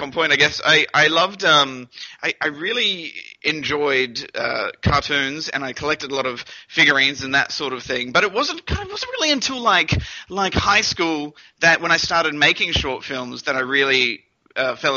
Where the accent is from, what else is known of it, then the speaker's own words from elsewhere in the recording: Brisbane, Queensland, Australia; also born or lived in New Zealand / Toowoomba, Queensland; I was born in New Zealand, and I moved to Brisbane when I was about 5 or 6